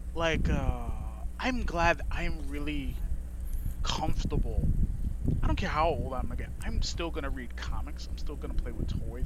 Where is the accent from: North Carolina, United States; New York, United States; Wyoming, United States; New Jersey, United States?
New York, United States; I grew up in New York.